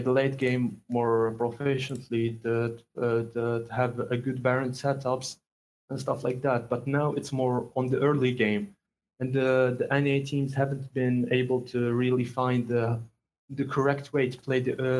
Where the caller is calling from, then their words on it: Algeria; I'm calling from Algeria